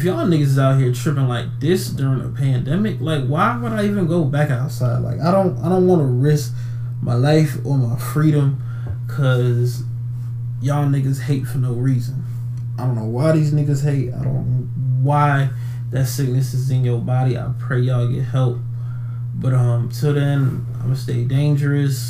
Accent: Atlanta, Georgia, United States; my hometown, my city of Atlanta

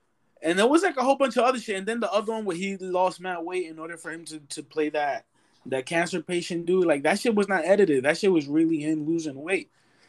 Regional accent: New York, United States; Because we are from New York and 50 is from New York, but...

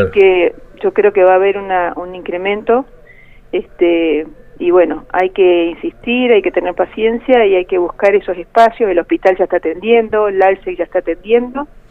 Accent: Río Gallegos, Santa Cruz, Argentina; Lo que somos acá de Río Gallegos

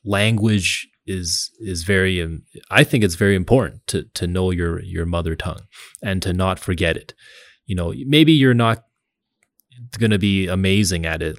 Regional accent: Montreal, Quebec, Canada; I'm from Montreal

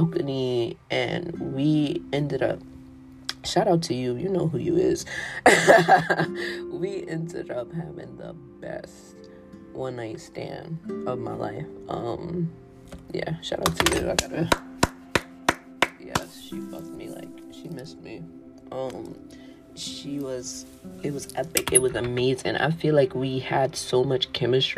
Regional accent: New York City, New York, United States; I'm from New York City

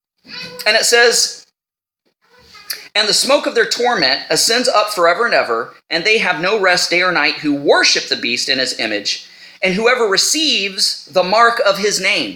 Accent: United States; I am an American. You know, that's my nationality. I've taken on the name of the place that I come from. I'm an American.

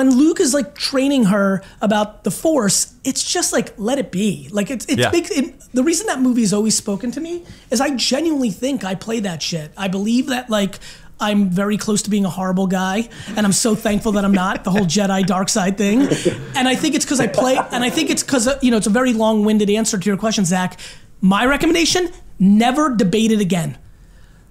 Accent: Belarus; also born or lived in America; now in United States; I was born in Europe, in Eastern Europe, in Belarus

